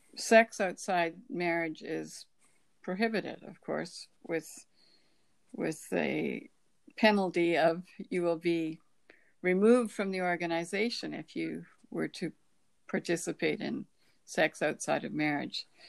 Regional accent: Canada; born or raised there

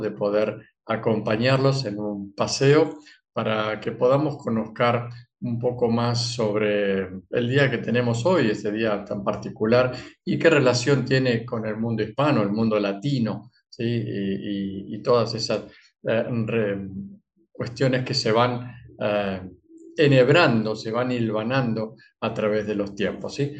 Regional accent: Argentina; soy argentino

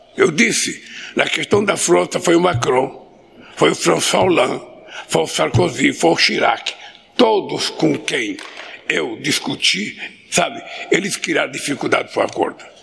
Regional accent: São Paulo, Brazil; also born or lived in his native state (unnamed); eu, aos cinco anos de idade, saí do meu estado natal para ir para São Paulo para não morrer de fome.

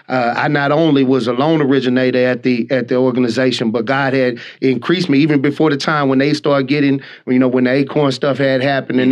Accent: Texas, United States; I'm from Texas

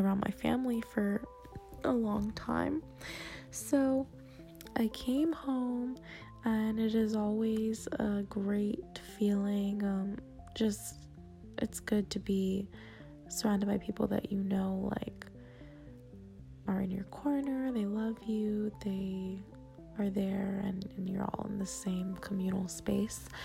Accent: South Florida, United States; moved away as an adult; I'm from South Florida area

